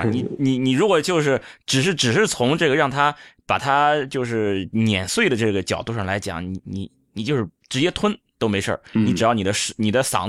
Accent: Shandong, China; now in Hangzhou, China; 我也是山东人，就以前呃来杭州之前，我确实是吃不惯菜泡饭，就是来了杭州之后，哎，慢慢慢慢习惯了。

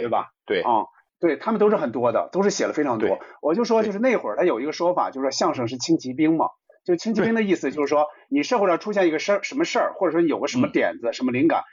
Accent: Hebei, China; 我们老家河北台

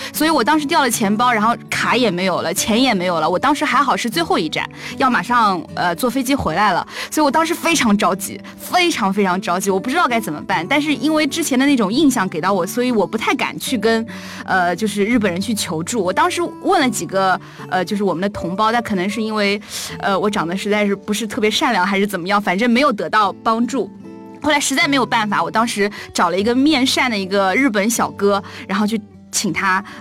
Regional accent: Nanjing, Jiangsu, China; 因为我是南京人

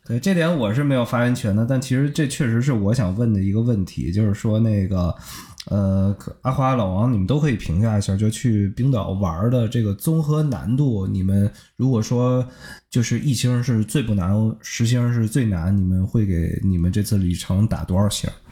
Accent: Beijing, China; 大家都知道我是北京人嘛

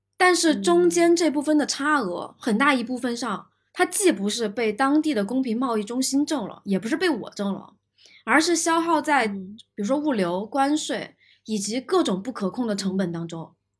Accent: China; 我们其实中国人不太用地毯嘛

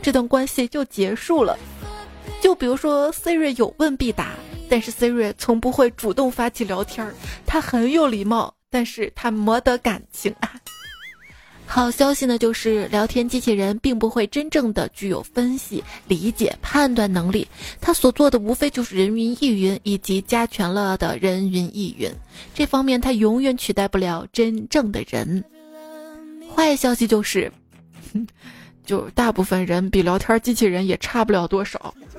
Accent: northern China, China; 我是北方人

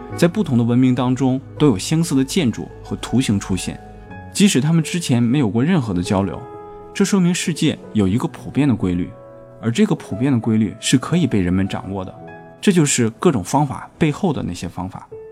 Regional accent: China; 我们中国人

